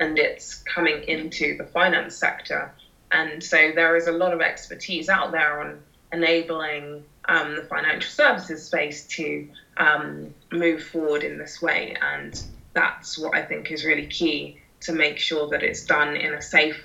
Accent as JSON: {"language": "English", "region": "London", "country": "United Kingdom", "said": "I'm a Londoner and I've got local London knowledge."}